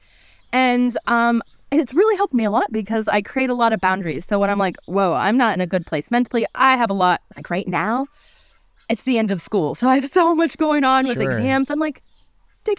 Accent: United States; now in Germany; being an American

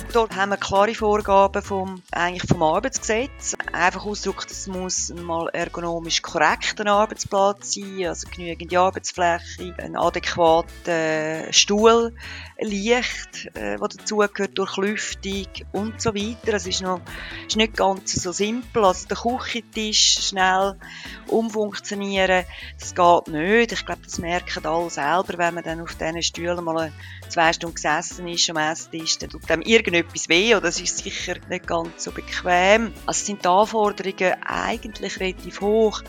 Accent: Switzerland; wir als Schweizer

